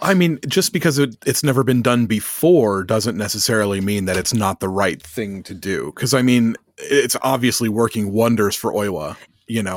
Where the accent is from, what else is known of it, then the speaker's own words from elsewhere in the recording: United States; moved away; growing up in America